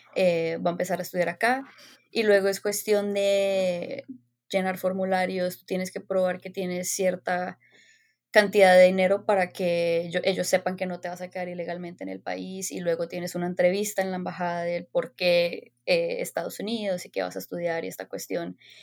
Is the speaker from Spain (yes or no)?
no; Bogotá, Colombia; moved away as an adult; also born or lived in Los Angeles, United States; nací y crecí en Bogotá